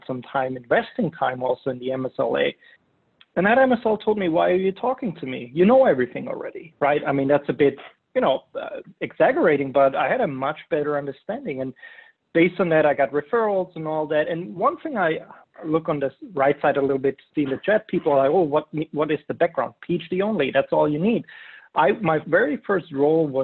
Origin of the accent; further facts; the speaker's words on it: Germany; moved away; I'm from Germany.